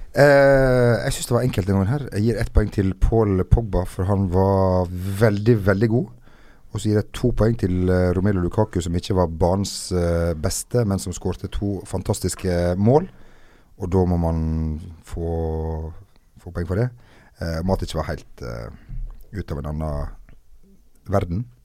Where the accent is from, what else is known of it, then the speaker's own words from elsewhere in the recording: Norway; moved away; opp ifra Steinura, der jeg kommer fra